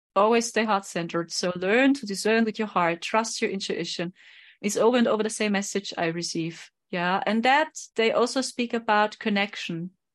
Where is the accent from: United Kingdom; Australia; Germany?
Germany; I'm from Germany